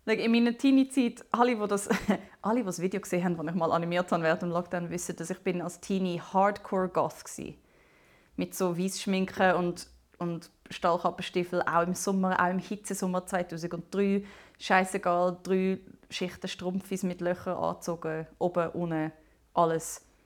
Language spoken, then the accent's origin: German; Zumikon, Zurich, Switzerland; aber ich bin bis 17 noch in Zumike gsi.